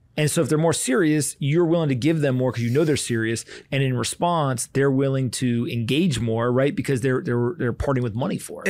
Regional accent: Raleigh, North Carolina, United States; I grew up in Raleigh, North Carolina, and so was in high school while that was going on

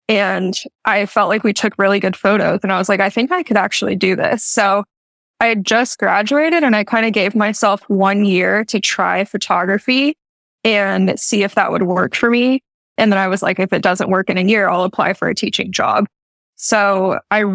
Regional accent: Texas, United States; I grew up in Texas

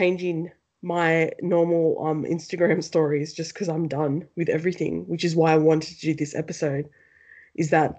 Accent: Penrith, New South Wales, Australia; I really got abused racially growing up in Penrith

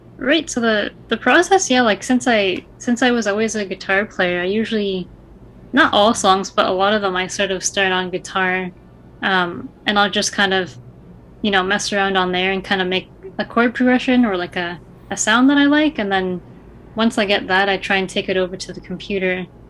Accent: Niagara Falls, Ontario, Canada; also born or lived in Toronto / Glasgow, Scotland; I was born and raised in Niagara

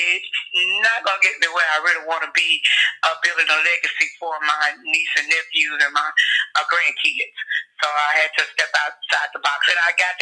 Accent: Houston, Texas, United States; also born or lived in Lake Providence, Louisiana; I was born in Houston, Texas, St. Luke's Hospital. Originally, I thought I was from Lake Providence, Louisiana, until I learned how to read and I read my birth certificate, and it said Houston.

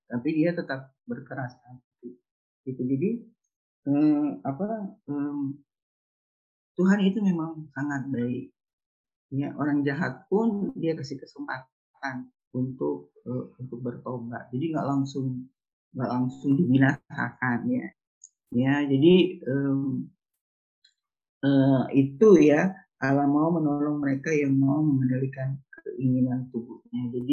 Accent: Manado, North Sulawesi, Indonesia; kalau kita orang Nado bilangnya brenebon ya

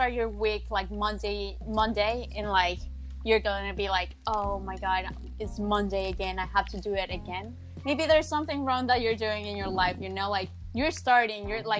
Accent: Bogota, Colombia; moved away; my city, like, I'm from Bogota

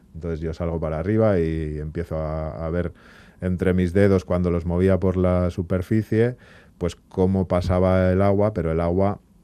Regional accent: Bilbao, Basque Country, Spain; nosotros que somos de Bilbao

